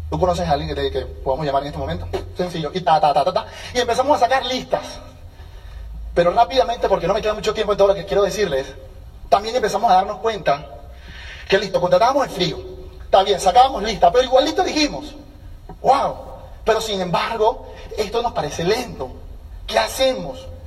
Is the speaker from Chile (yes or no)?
no; Venezuela; now in United States; Hola colombiano. Ah, sí, yo soy venezolano, somos vecinos, ¿cómo estás?